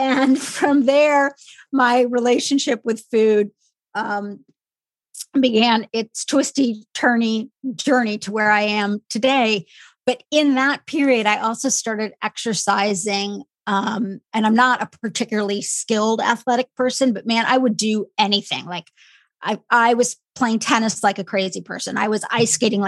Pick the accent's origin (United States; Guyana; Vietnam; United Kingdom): United States; a small Midwestern town; I am of Indian heritage and I grew up in a really small Midwestern town